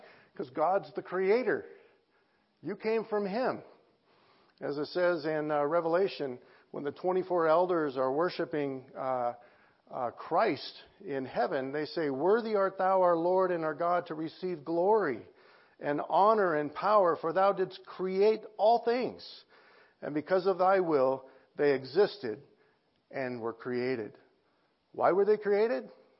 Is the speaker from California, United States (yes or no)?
yes; Los Angeles, California, United States; I came from the San Fernando Valley of L.A., and there's 2.1 million people in the San Fernando Valley of L.A.